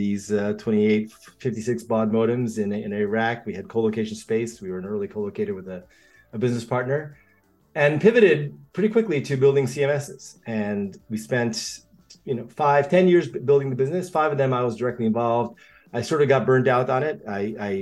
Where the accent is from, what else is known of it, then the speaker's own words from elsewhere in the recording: United States; also born or lived in Japan / Australia; I grew up in two different cultures, and actually three, if you include the United States, which is where I mostly was raised